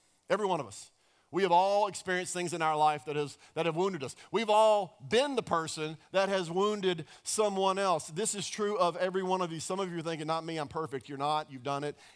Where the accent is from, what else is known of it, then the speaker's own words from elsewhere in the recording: Dallas, Texas, United States; I grew up in Dallas, Texas